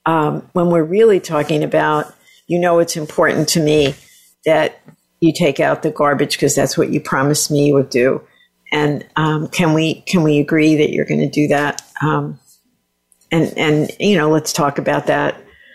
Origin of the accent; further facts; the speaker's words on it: Southern Italy, Italy; I'm like Italian from the South, and my husband loves air conditioning.